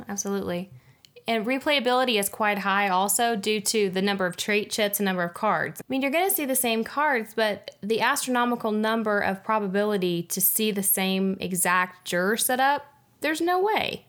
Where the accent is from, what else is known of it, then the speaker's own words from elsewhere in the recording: United States; being American